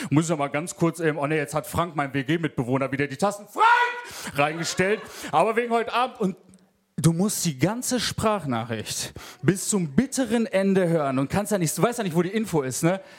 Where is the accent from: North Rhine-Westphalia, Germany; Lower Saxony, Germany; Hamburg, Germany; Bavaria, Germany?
North Rhine-Westphalia, Germany; Essen; Eigentlich komme ich aus Essen und ich war auf einem katholischen Jugendinternat.